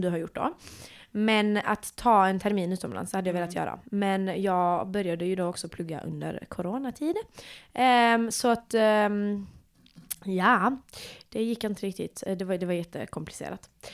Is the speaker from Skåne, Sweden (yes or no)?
yes; Malmö, Skåne, Sweden; jag är eh, född och uppvuxen i Malmö